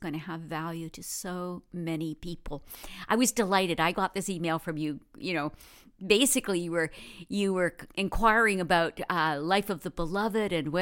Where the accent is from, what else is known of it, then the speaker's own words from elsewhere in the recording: Canada; as a Canadian of Canadians